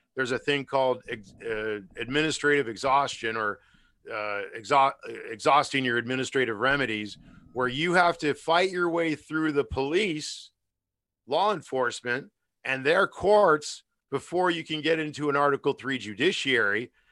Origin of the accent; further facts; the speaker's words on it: United States; I'm an American